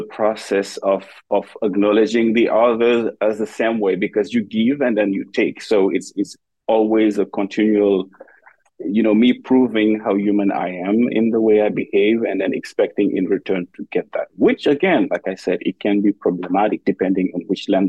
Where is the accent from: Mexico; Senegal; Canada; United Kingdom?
Senegal; moved away as an adult; now in United States; I am an assistant professor in the Department of Dance. I am originally from Senegal, West Africa. And I made my way to the US 10 years ago.